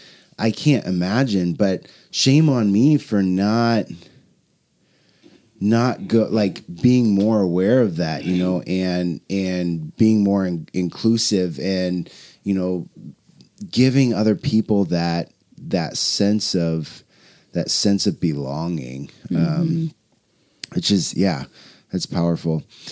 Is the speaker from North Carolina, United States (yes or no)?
no; Portland, Oregon, United States; Jennifer, we grew up here in North Portland, you know, in the 90s, 80s and 90s